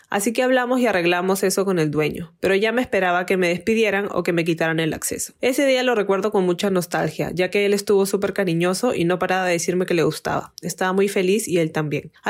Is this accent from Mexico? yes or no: yes; Mexico; Él, por ejemplo, era de Venezuela y yo soy de México.